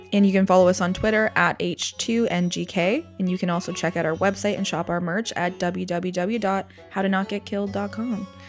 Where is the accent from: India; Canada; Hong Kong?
Canada; we're Canadian podcasters for true crime